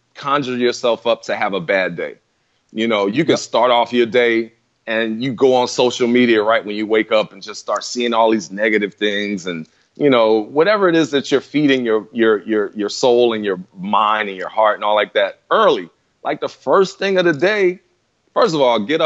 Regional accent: Philadelphia, Pennsylvania, United States; moved away as an adult; I was gone from Philly in 91 because I left to go to school. And I was coming back and forth every now and then

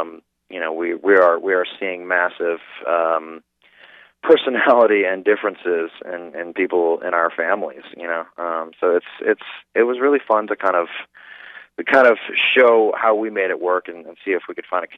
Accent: New Orleans, Louisiana, United States; Well, you know, we grew up in the suburbs, and what was great about that is we were kind of free to roam and figure out the artists we wanted to be, you know. And needless to say, it's a very culturally rich city

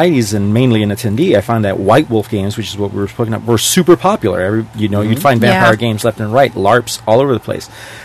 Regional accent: Chile; moved away; I'm from Chile. And actually, I was born almost to the day where Pinochet took over from the Allende government

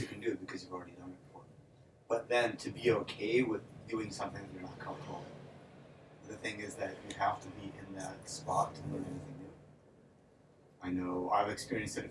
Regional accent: Cleveland, Ohio, United States; moved away as an adult; also born or lived in Odessa, Ukraine; now in Las Vegas, United States; moved to the U.S. when I was 5 with the majority of my family. Grew up in the U.S. in Cleveland

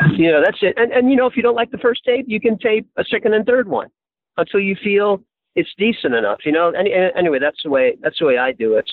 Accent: New York City, New York, United States; now in California, United States; I was born and raised in New York City in Hell's Kitchen uh, on the west side.

